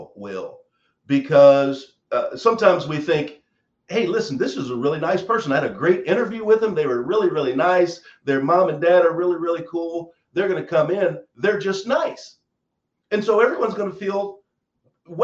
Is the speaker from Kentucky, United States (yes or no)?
yes; Eminence, Kentucky, United States; I'm from the South. I grew up in a small town. My hometown's two stores and a water tank